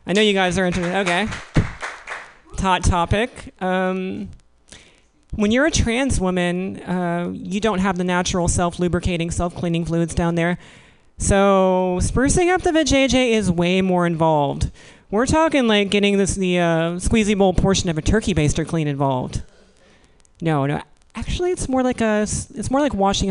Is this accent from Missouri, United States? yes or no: yes; Missouri, United States; moved away; I was born in Missouri